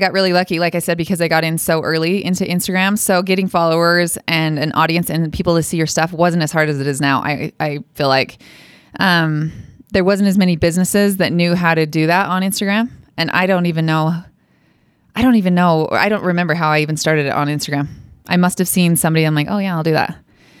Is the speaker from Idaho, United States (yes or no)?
yes; Idaho Falls, Idaho, United States; Idaho Falls.